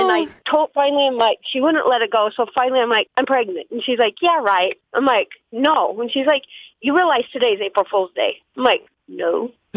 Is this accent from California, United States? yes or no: no; Wyoming, United States; moved away; we went up to my hometown in Wyoming